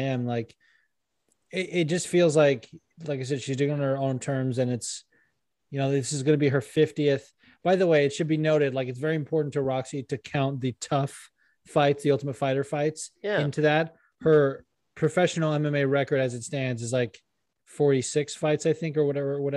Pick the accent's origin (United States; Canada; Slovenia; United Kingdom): United States; Anaheim, California; It's my hometown